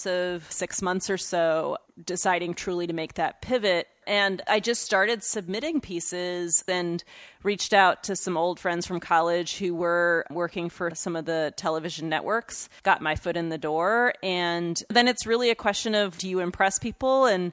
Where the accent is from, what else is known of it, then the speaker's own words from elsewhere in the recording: United States; I was born here in the United States to two immigrant parents.